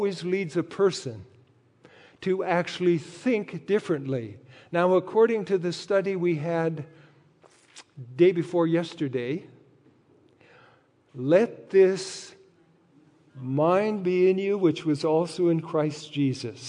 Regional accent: North Dakota, United States; Both my wife, Patsy, and I were raised on ranches in North Dakota

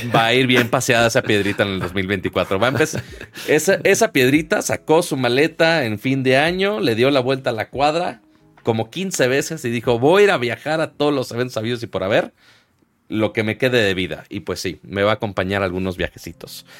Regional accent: Monterrey, Nuevo León, Mexico; uno siendo regio

